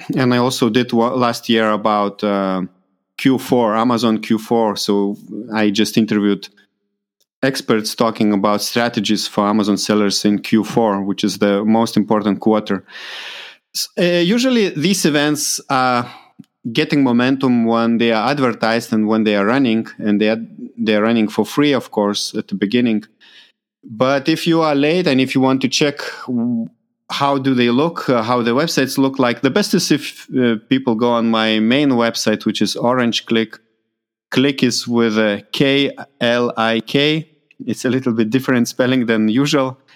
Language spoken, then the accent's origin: English; Lithuania; moved away; my home country in Lithuania, Litauen